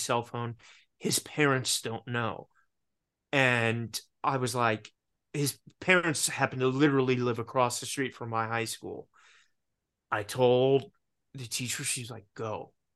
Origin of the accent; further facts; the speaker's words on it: Richmond, Virginia, United States; growing up in Richmond, Virginia, it's not Los Angeles or New York